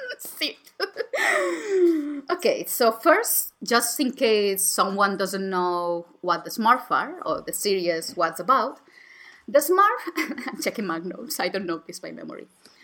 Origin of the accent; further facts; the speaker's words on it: England, United Kingdom; I'm English.